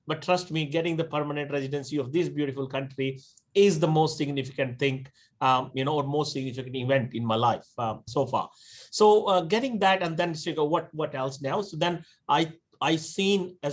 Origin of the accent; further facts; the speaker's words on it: India; moved away as an adult; now in Australia; I'm born and raised in India